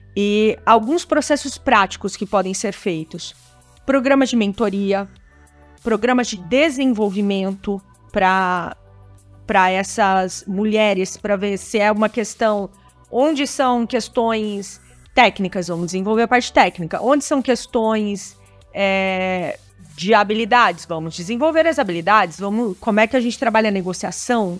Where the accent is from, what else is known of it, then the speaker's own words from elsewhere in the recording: Brazil; also born or lived in Silicon Valley; como brasileiros